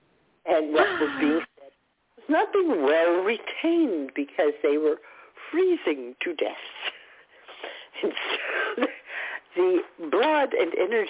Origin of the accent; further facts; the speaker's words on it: New York, United States; we're from New York